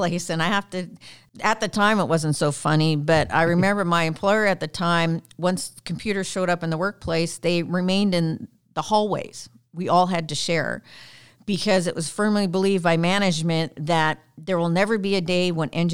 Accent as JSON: {"language": "English", "country": "Canada", "accent": "Canadian", "said": "I'm Canadian"}